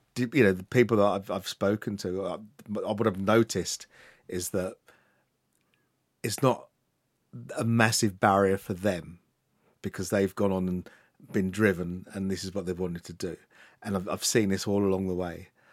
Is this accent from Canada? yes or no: no; Luton, East of England, United Kingdom; I was born and raised in Luton